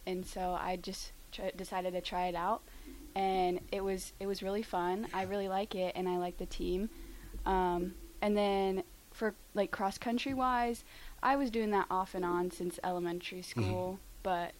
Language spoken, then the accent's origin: English; Lincoln, Nebraska, United States; Born and raised in Lincoln. I went to Cahoe for elementary school, and in middle school I went to Mickle